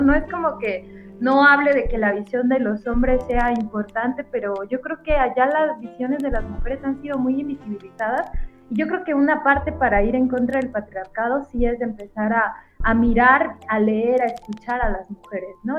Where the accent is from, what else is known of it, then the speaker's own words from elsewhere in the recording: Mexico; como mujer mexicana, latinoamericana